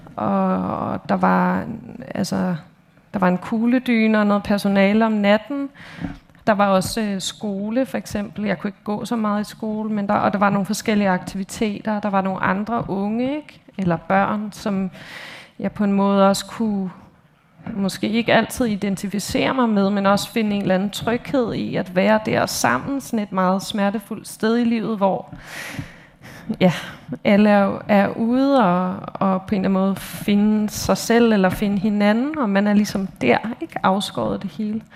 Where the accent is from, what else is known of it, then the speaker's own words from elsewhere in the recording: Copenhagen, Capital Region of Denmark, Denmark; jeg er opvokset i København i Indre